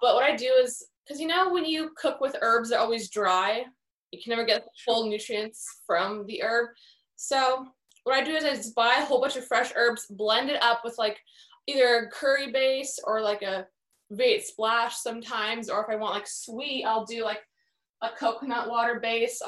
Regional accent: Beaverton, Oregon, United States; moved away; also born or lived in Portland, Oregon; I'm from Oregon, that's where I was born

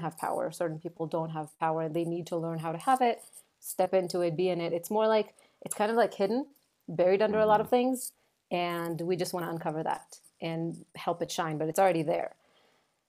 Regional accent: Israel; moved away as an adult; now in New York, United States; I'm originally from Israel. I moved to the United States, to New York, about 8 years ago

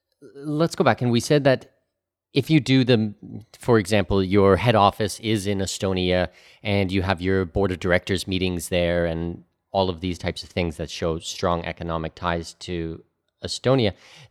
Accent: Canada; also born or lived in Middle East / Australia / Singapore / New Zealand; now in Panama; You know, I'm Canadian. I lived in the Middle East for 8 years. I lived in Australia and Singapore and New Zealand and all over the place. And now I live in Panama.

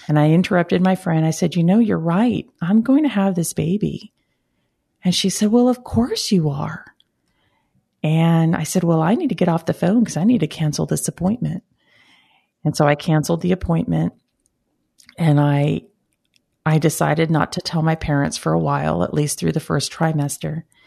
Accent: Brownsville, Texas, United States; I'm originally from Brownsville, Texas, uh, the southern tip of Texas

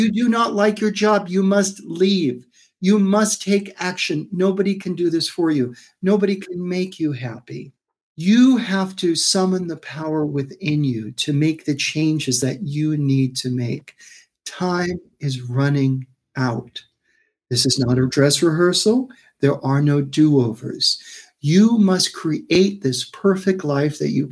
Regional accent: New York City, New York, United States; moved away as an adult; also born or lived in Brooklyn, New York / Manhattan, New York; now in West Coast, United States; I was born in Brooklyn, raised in Queens.

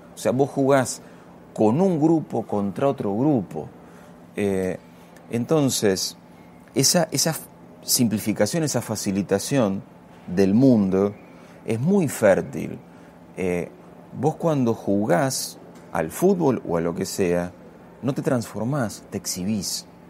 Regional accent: Castelar, Buenos Aires Province, Argentina; me crié en Castelar jugando al fútbol

